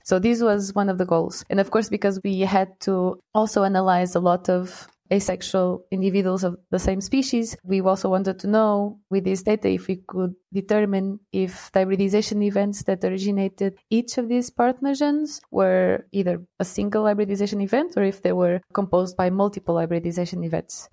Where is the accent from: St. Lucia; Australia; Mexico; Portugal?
Portugal; moved away as an adult; now in Lausanne, Switzerland; I'm from Portugal